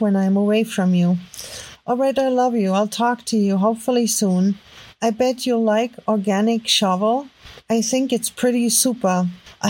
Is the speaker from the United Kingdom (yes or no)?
no; Germany; accent: heavy German; English is a second language; my heavy German accent